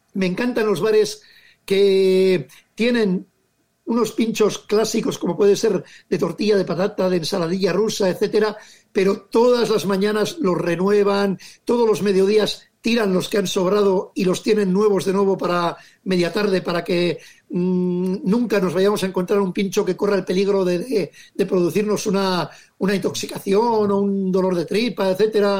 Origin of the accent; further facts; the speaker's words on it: Legazpi, Basque Country, Spain; mi pueblo Legazpi